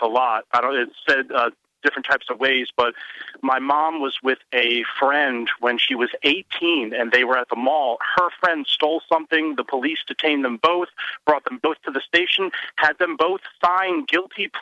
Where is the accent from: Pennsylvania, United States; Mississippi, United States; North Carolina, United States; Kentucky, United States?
Pennsylvania, United States; small town 25 miles outside of Philly; I've lived in my hometown